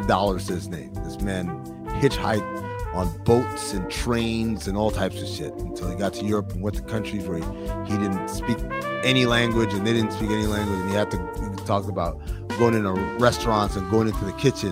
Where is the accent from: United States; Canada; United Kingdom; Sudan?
Sudan; moved away; I'm not from here. My dad is from Sudan. I'm from Sudan.